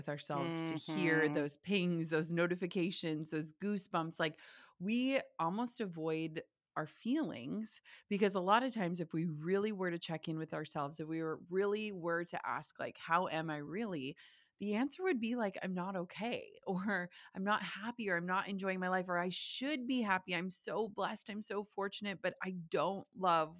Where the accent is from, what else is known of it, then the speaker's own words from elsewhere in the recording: small town Minnesota, United States; I grew up in the Midwest in small town Minnesota. We still live in small town Minnesota